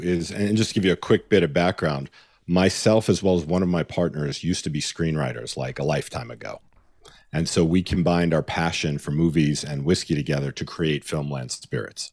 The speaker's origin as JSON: {"language": "English", "region": "New York", "country": "United States", "tie": "born or raised there", "moved": "as an adult", "lives_now": "Los Angeles, United States", "said": "I grew up in New York and I went to college in upstate New York."}